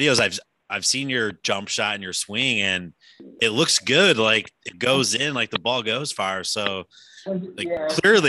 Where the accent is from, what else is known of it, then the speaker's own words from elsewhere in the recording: Wisconsin, United States; Grew up in Wisconsin, so was a Bucks fan.